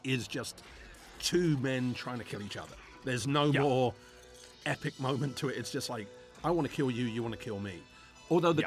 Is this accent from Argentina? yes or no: no; England, United Kingdom; growing up in England, I grew up during the time when you couldn't have nunchucks in a movie.